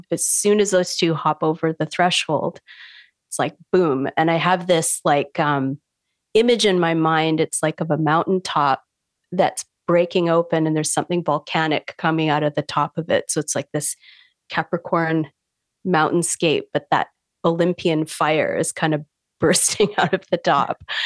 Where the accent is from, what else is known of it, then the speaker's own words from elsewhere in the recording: Canada; also born or lived in Vancouver Island, British Columbia; I'm a Canadian astrologer. I live on an island in the Pacific Northwest, Vancouver Island, with my partner.